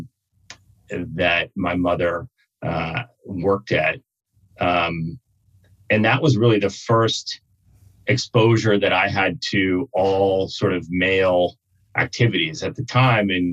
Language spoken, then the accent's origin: English; Kansas City, Kansas, United States; moved away as an adult; also born or lived in Africa / Middle East; I grew up in Kansas